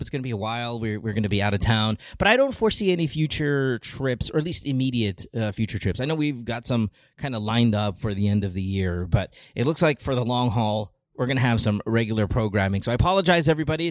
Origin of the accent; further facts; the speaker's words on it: Philippines; now in United States; I grew up in the Philippines